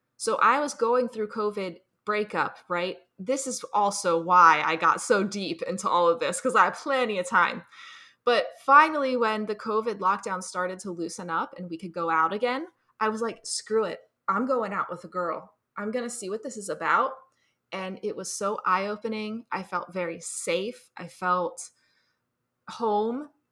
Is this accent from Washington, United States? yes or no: no; New Jersey, United States; I'm from New Jersey. I grew up here